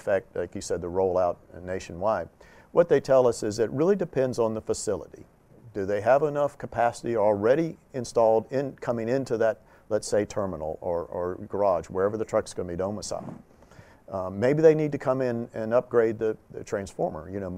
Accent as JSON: {"language": "English", "region": "North Carolina", "country": "United States", "said": "I'm from North Carolina"}